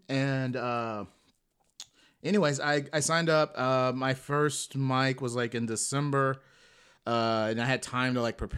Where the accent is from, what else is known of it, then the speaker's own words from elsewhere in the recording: Atlanta, Georgia, United States; moved away as an adult; also born or lived in Chicago; now in Los Angeles, United States; So I'm originally from Atlanta, Georgia. ATL. And I spent about 4.5 years in Chicago.